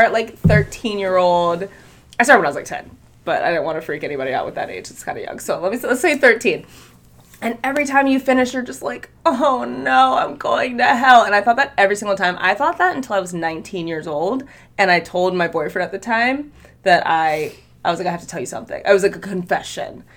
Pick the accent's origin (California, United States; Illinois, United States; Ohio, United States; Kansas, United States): Ohio, United States; I grew up in Ohio, an all-white community